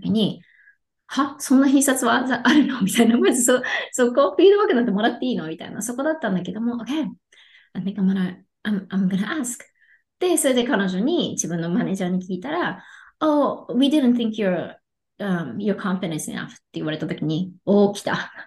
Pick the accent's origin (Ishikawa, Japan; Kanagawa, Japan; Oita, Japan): Kanagawa, Japan; Yokohama; now in Texas, United States; 出身は横浜で、今は、えっ、と、テキサスに住んでいるんですね。